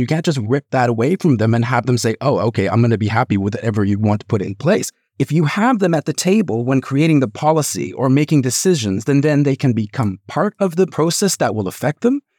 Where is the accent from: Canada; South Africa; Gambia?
Canada; now in United Kingdom; I'm originally from Canada. Now, I'm probably never going to ever move back there